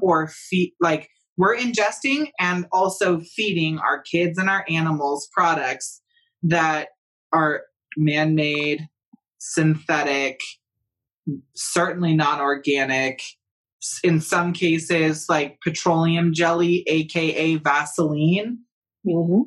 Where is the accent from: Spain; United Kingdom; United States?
United States; California; I'm come from California